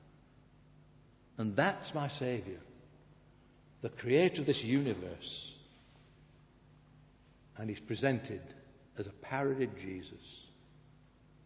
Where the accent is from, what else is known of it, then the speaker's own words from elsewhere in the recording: Blackburn, North West England, United Kingdom; moved away; my hometown in Blackburn